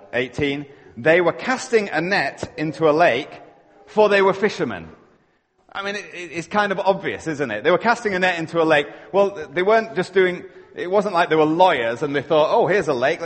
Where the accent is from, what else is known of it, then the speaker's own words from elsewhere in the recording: Yorkshire and the Humber, United Kingdom; now in Canada; I'm living in Canada, but you know what? I'm a Yorkshireman at heart